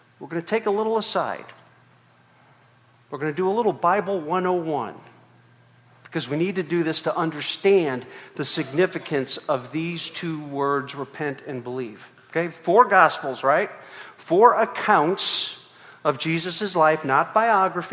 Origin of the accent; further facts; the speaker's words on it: Chicago, Illinois, United States; I'm from Chicago. That's how we speak